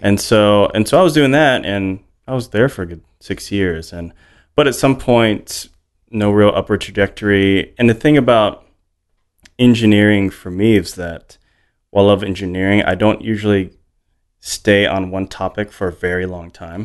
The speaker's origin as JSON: {"language": "English", "region": "Hawaii", "country": "United States", "tie": "born or raised there", "moved": "yes", "said": "I grew up in Hawaii"}